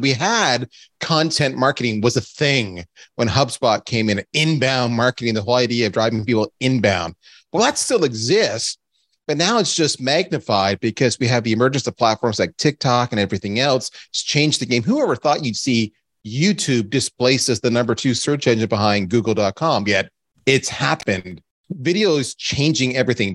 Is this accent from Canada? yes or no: yes; Canada; I'm Canadian